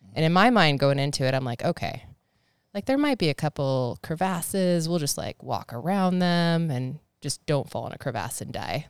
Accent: Snohomish, Washington, United States; my parents just, they like, they like Snohomish County

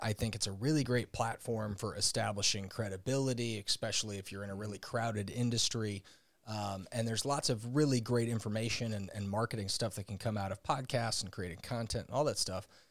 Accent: St. Louis, Missouri, United States; also born or lived in Indiana; I grew up in Saint Louis, Missouri, where I still currently live.

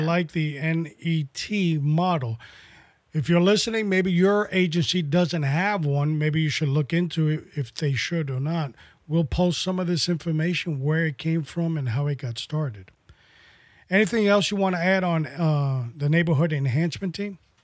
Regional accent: New York City, New York, United States; growing up in New York City as a kid

